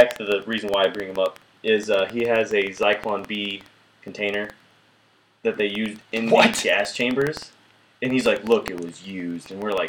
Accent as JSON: {"language": "English", "town": "Los Angeles", "region": "California", "country": "United States", "said": "I'm from California. It just happened. I'm from L.A. in California."}